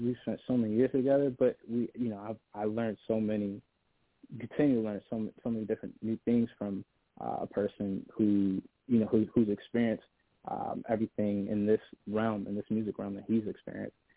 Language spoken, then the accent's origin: English; Buffalo, New York, United States; I'm an artist from Buffalo, uh, Buffalo, New York.